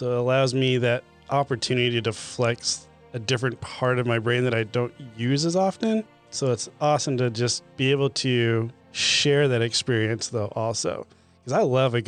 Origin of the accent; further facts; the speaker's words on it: Salt Lake City, Utah, United States; moved away; also born or lived in Kentucky; Salt Lake. My hometown